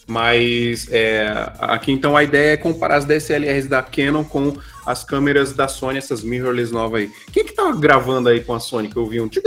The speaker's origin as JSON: {"language": "Portuguese", "region": "Rio de Janeiro", "country": "Brazil", "tie": "born or raised there", "said": "Nascido e criado em Realengo."}